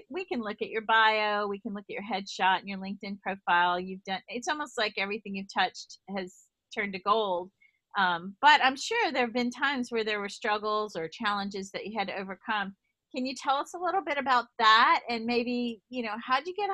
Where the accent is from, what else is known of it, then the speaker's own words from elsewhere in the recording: New York, United States; accent: East Coast, New York; and I love my East Coast accent.